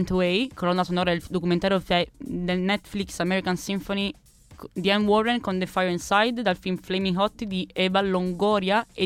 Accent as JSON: {"language": "Italian", "region": "Abruzzo", "country": "Italy", "said": "sono abruzzese anche"}